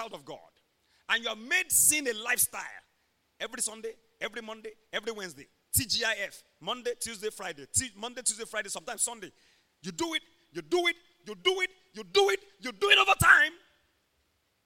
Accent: Ondo, Nigeria; we come from Ondo State, Nigeria, where the breakfast is pounded yam, lunch is pounded yam, dinner is pounded yam. We never get tired of it. I grew up seeing my mom carrying hot pot.

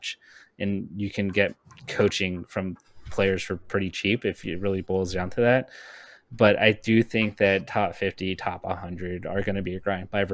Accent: Southern California, United States; I grew up in SoCal

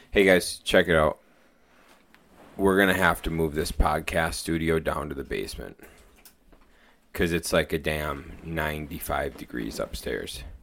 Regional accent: United States; we grew up near Lake Superior.

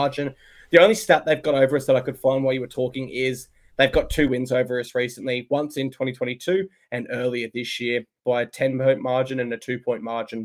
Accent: Gold Coast, Queensland, Australia; I'm from the Gold Coast. I love the Gold Coast. That's my place, my community.

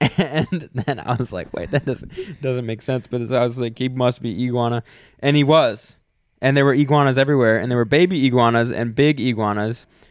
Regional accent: United States; we're American

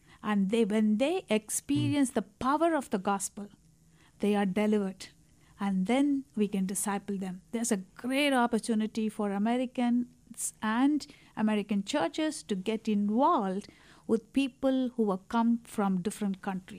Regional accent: India; as an Indian

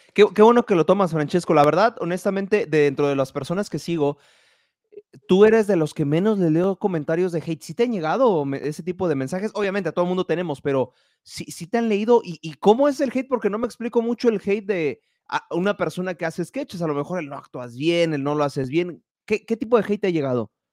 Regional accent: Mexico; estoy hablando en México, donde soy, yo

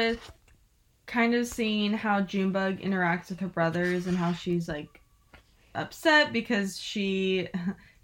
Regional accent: the South, United States; accent: southern; My little southern accent

